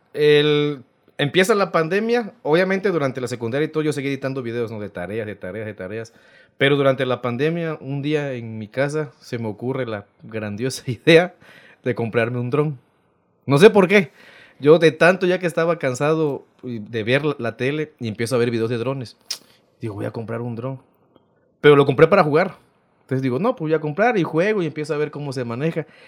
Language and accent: Spanish; Rodríguez Clara, Veracruz, Mexico; also born or lived in Loma Bonita, Oaxaca; Nací en Loma Bonita, pero toda mi vida me, me crié en Rodríguez Clara.